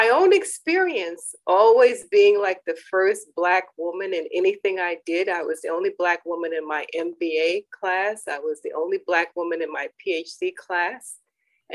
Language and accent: English; New York City, New York, United States; also born or lived in Tignall, Georgia; We grew up very poor in Manhattan, Brooklyn, and then ended up in the Bronx